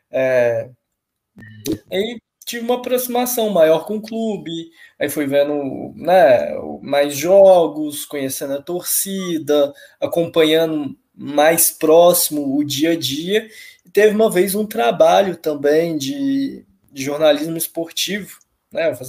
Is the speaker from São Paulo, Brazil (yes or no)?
no; Belo Horizonte, Minas Gerais, Brazil; porque eu cresci em Belo Horizonte, eu nasci em Belo Horizonte, eu sou daqui